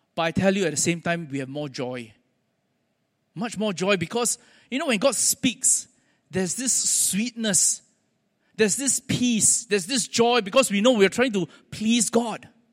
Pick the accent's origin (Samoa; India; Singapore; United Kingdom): Singapore; accent: Singlish; also born or lived in United States; I'm a Singaporean